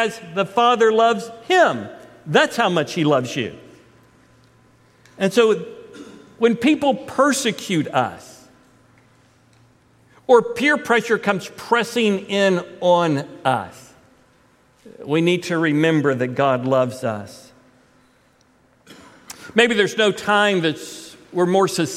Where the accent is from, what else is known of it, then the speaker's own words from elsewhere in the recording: Titusville, Florida, United States; moved away as an adult; I was raised in Titusville from the time I was 5 until Jay Lynn and I left at the age of 20 when I was 23